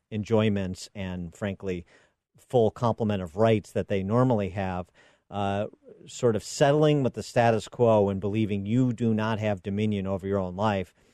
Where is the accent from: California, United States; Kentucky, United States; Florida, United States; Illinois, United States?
Illinois, United States; the timeline that my home state of Illinois is on